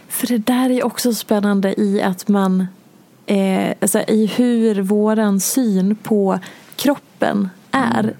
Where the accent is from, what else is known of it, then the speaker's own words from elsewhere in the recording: Dalarna County, Sweden; där jag är ifrån i Dalarna